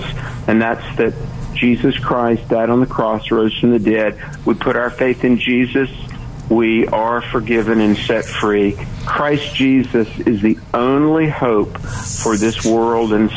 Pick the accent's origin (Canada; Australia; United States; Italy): United States; North Carolina; I'm from the East Coast, I'm from North Carolina